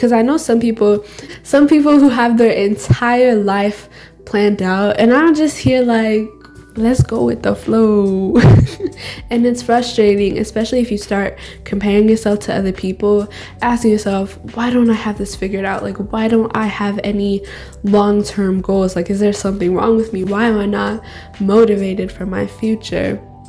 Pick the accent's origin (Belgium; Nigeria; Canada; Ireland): Nigeria; accent: Nigerian; And you'll hear my white accent, right? It's hard for my Nigerian accent to come out when I'm not with Jomi, but it's fine.